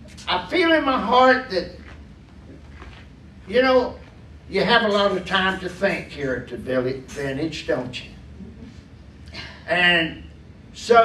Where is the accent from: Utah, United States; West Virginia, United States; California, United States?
West Virginia, United States; when I was growing up in West Virginia